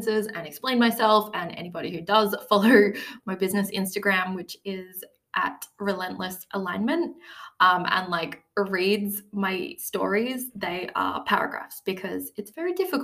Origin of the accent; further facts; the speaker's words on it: Australia; 5 months of travel all around Australia, which I was lucky enough to do to see my home country